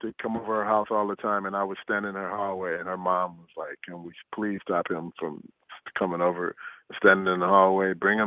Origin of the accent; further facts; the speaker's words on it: Chicago, Illinois, United States; now in Minnesota, United States; I came up from Chicago